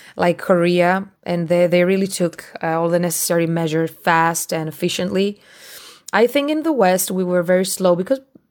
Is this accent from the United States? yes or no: no; Greece; now in United Kingdom; I am from Greece